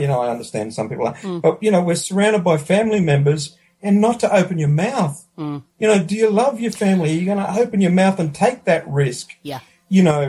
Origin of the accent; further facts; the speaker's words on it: Australia; my Australianisms, you know, I'm an Aussie